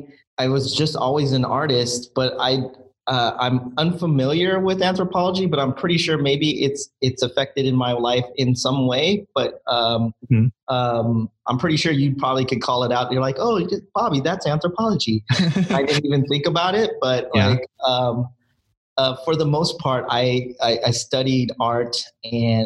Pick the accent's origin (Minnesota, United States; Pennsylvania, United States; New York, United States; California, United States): California, United States; San Diego; moved away as an adult; also born or lived in Filipino heritage; now in Emeryville, United States; I'm originally from San Diego